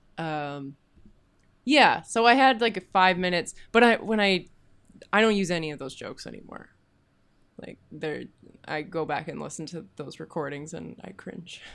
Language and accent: English; Kamloops, British Columbia, Canada; now in Vancouver, Canada; I'm from Kamloops originally.